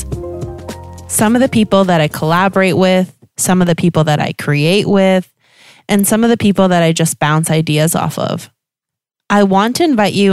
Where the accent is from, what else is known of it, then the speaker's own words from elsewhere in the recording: Canada; moved away as an adult; now in Germany; I don't have a German accent. And it's because I'm Canadian. I moved to Germany about 8 or 9 years ago